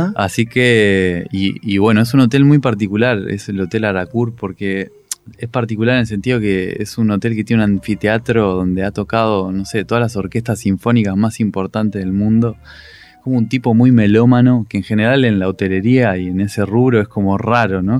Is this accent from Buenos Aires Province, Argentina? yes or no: yes; La Plata, Buenos Aires Province, Argentina; moved away as an adult; now in Buenos Aires, Argentina; yo soy muy platense, digamos, por más que vivo en Buenos Aires todavía